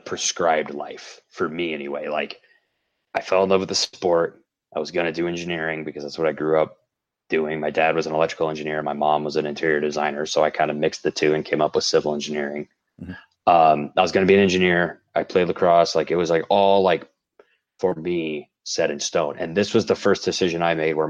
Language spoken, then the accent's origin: English; St. Louis, Missouri, United States; moved away as an adult; now in Denver, United States; I grew up in St. Louis